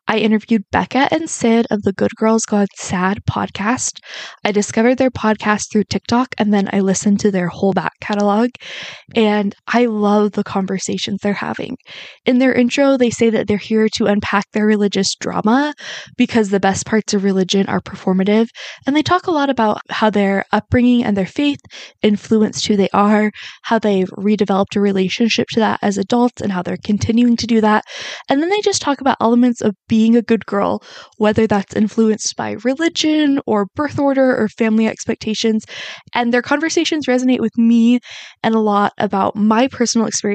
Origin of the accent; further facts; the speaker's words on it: Utah, United States; I grew up in Utah